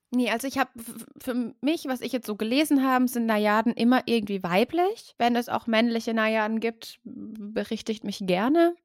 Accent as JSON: {"language": "German", "region": "Baden-Württemberg", "country": "Germany", "said": "Und wir, Baden-Württemberg"}